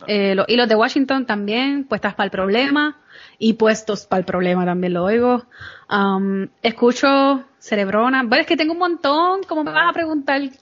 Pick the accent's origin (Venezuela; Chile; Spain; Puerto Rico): Puerto Rico; moved away as an adult; now in New York, United States; yo soy de Puerto Rico